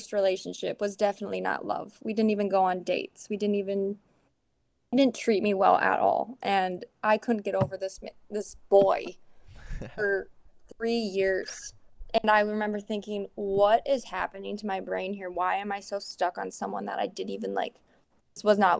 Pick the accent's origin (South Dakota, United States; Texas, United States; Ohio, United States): South Dakota, United States; Milbank; from Milbank, South Dakota. It's like 3,300 people here. And I grew up on a farm